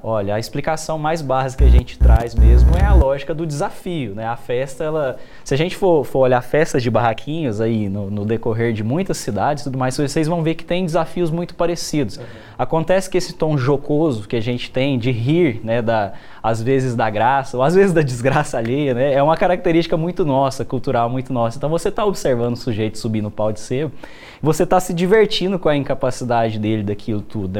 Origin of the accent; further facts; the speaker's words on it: Goiás, Brazil; nós, enquanto goianos